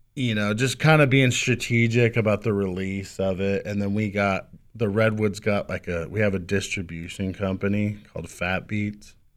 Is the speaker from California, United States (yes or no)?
yes; El Cajon, California, United States; also born or lived in Del Mar, California; Grew up in, uh, I guess what you would call, uh, it's Rancho San Diego now